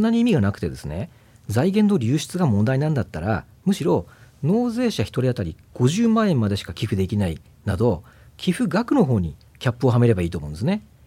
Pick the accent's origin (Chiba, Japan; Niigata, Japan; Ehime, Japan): Niigata, Japan; rural; 私はあの新潟の農村の出身なんですけども